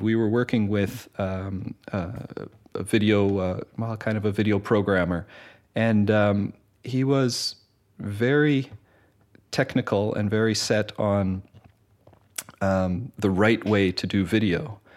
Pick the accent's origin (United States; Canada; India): Canada; moved away as an adult; also born or lived in Winnipeg / Montreal; now in Netherlands; I come from Canada originally, studied music in uh, Winnipeg and in Montreal uh, before moving to Holland.